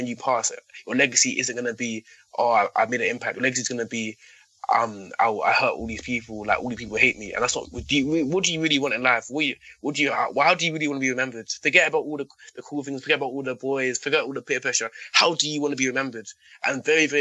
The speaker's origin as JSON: {"language": "English", "region": "London", "country": "United Kingdom", "tie": "born or raised there", "said": "So growing up in London"}